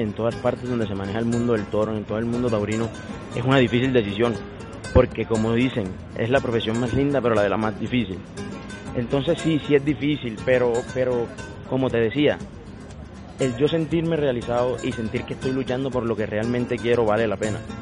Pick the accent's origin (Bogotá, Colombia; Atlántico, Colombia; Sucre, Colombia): Sucre, Colombia; Sincelejo; moved away; also born or lived in Cali; soy nacido en Cincelejo y es una tierra donde se, donde se vive mucho por el toro